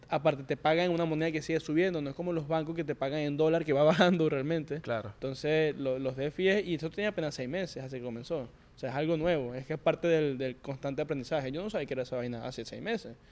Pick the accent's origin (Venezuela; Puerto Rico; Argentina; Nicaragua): Venezuela; moved away as an adult; now in New York, United States; Yo llegué de Venezuela directamente a Nueva York.